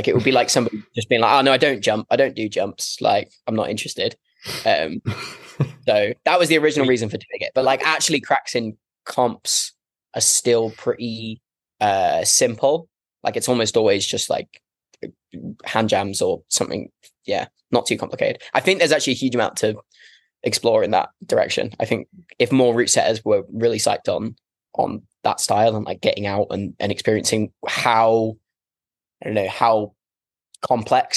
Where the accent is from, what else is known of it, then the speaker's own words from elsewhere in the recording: Devon, South West England, United Kingdom; I'm from Devon